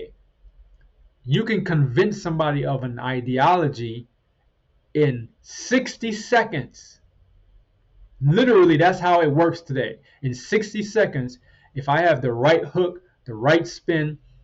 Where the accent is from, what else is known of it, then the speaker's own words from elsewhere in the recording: Trinidad & Tobago; moved away; I was born in Trinidad, in the Caribbean, and we had chickens and other animals